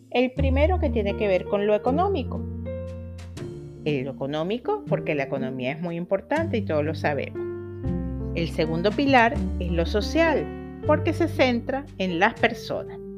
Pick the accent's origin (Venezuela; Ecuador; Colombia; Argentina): Venezuela; now in Chile; soy una venezolana que está viviendo en Chile, una emprendedora